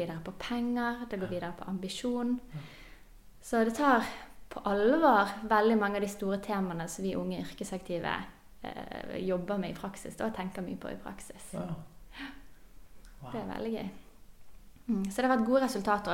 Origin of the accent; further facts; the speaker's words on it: Bergen, Vestland, Norway; Jeg er bergenser, som dere hører.